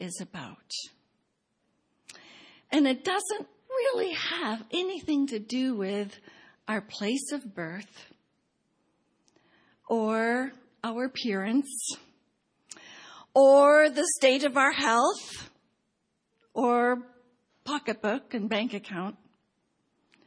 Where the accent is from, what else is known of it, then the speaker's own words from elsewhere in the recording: Pasadena, California, United States; now in Baltimore, United States; every time I go to Cambodia and fill out a visa application that asks the city of my birth, I write P-A-S-A-D-E-N-A